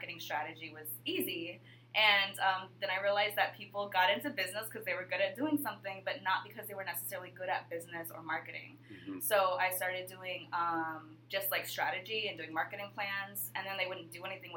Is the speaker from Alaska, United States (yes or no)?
yes; Alaska, United States; moved away as an adult; also born or lived in Hawaii; growing up in Alaska, you're so isolated from everyone else